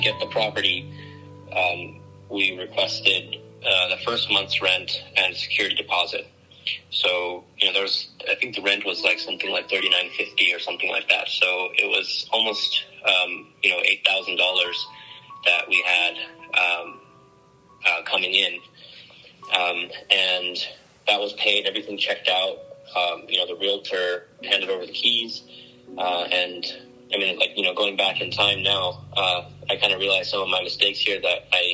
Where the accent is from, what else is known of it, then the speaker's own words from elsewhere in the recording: San Francisco Bay Area, California, United States; also born or lived in Vernon Hills, Illinois; We're from the San Francisco Bay Area